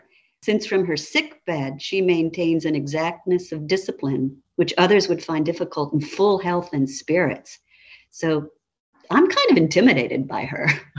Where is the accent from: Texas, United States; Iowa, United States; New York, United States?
New York, United States; moved away; I'm from New York.